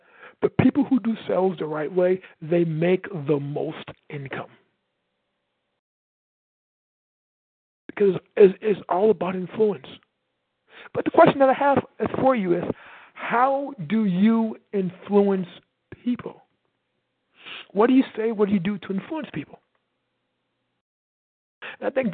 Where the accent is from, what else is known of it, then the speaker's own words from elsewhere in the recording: Michigan City, Indiana, United States; I'm from Michigan City, Indiana.